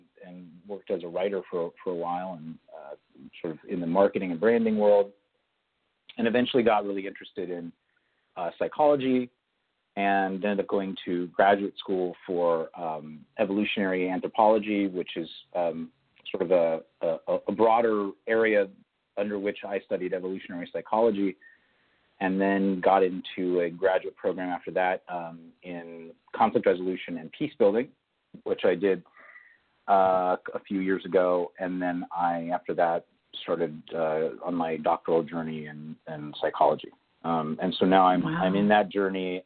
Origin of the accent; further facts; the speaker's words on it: Agoura Hills, California, United States; I grew up in Agoura Hills, California, which is a suburb just north of Los Angeles